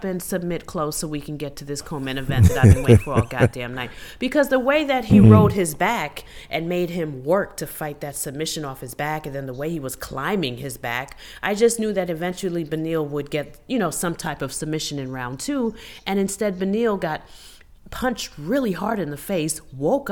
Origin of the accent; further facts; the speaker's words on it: New York, United States; my home state, which is New York